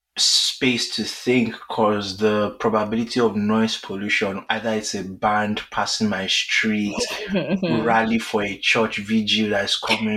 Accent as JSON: {"language": "English", "country": "Nigeria", "said": "as a Nigerian"}